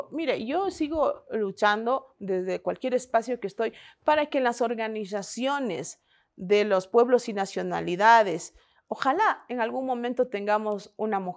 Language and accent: Spanish; Ecuador; muchas cosas que se han planteado y creo que como ecuatorianos...